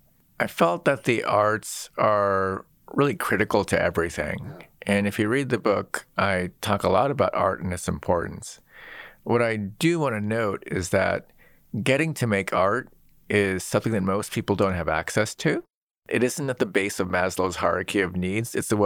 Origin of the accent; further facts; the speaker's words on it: Seattle, Washington, United States; I grew up in Seattle.